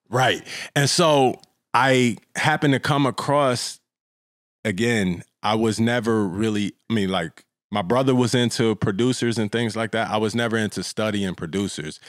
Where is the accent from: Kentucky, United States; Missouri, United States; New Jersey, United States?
Missouri, United States; Kansas City; also born or lived in Florida; now in Los Angeles, United States; I'm from Kansas City, Missouri